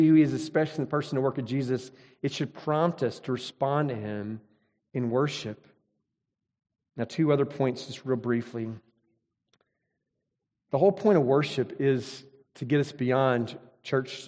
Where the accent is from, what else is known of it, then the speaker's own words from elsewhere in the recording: Mississippi, United States; I grew up in Mississippi.